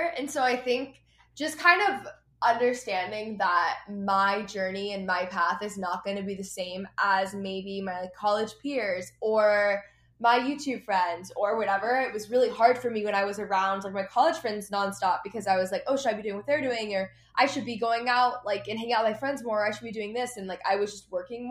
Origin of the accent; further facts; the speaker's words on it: Texas, United States; also born or lived in Los Angeles; I grew up in Texas